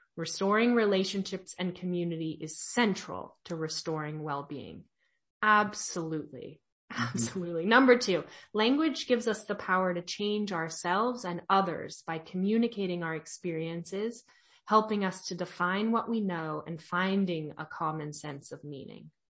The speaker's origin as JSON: {"language": "English", "region": "California", "country": "United States", "said": "I'm from California"}